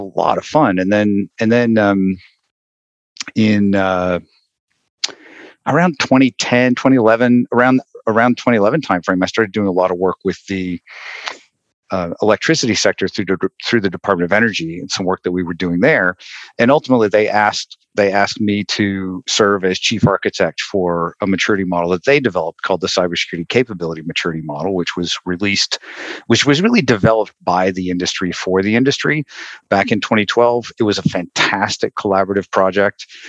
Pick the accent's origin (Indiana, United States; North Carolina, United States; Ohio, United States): North Carolina, United States; Western; born or raised there